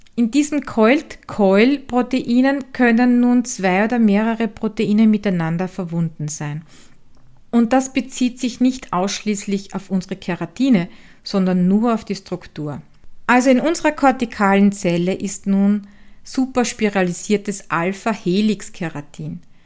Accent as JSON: {"language": "German", "region": "Styria", "country": "Austria", "tie": "born or raised there", "accent": "Styrian dialect", "said": "den steirischen Dialekt aus meiner Heimat"}